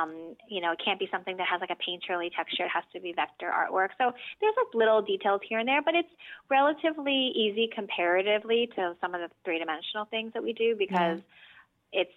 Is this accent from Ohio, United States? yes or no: no; Philadelphia, Pennsylvania, United States; moved away as an adult; also born or lived in New York; now in Los Angeles, United States; I'm from Philly